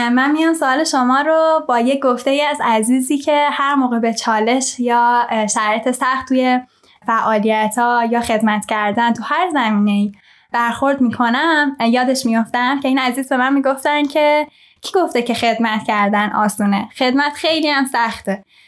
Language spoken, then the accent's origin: Persian; Tehran, Tehran Province, Iran; moved away; در شهر تهران به دنیا اومدم بزرگ شدم